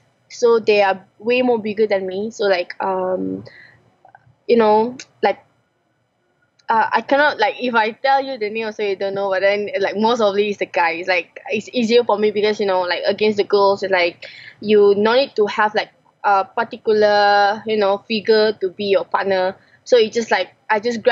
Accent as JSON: {"language": "English", "country": "Malaysia", "said": "I'm Malaysian"}